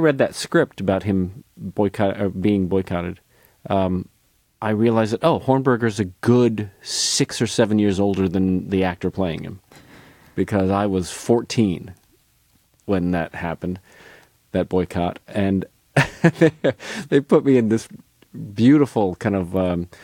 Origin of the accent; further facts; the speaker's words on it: Northbrook, Illinois, United States; I grew up outside Chicago in Northbrook, Illinois